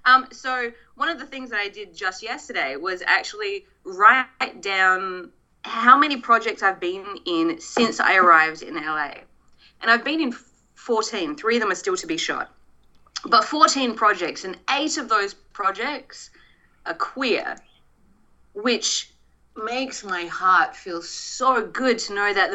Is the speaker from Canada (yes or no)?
no; Australia; now in Los Angeles, United States; I have to go back to my home country